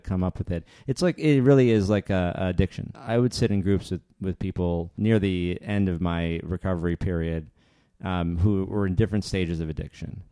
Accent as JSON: {"language": "English", "region": "Northern Ontario", "country": "Canada", "tie": "born or raised there", "said": "I grew up in Northern Ontario"}